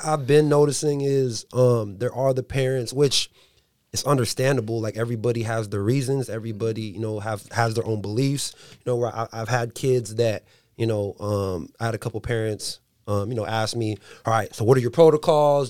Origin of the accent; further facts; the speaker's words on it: San Diego, California, United States; now in Dixon, United States; I live in Dixon, so, you know, I'm from San Diego